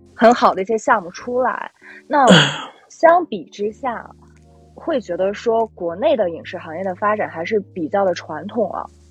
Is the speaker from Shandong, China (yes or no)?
yes; Qingdao, Shandong, China; now in Beijing, China; 因为我也是青岛人